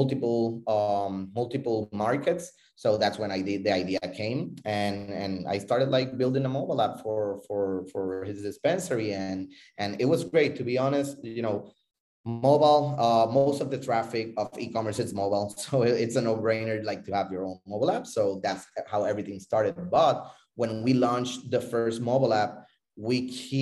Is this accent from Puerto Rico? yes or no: yes; Puerto Rico; also born or lived in Florida; I'm originally from Puerto Rico. I live between Puerto Rico and Florida